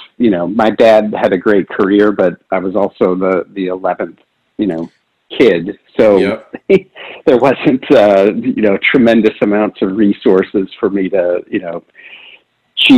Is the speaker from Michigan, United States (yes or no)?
no; Wisconsin, United States; also born or lived in Utah / Florida; I primarily grew up in Wisconsin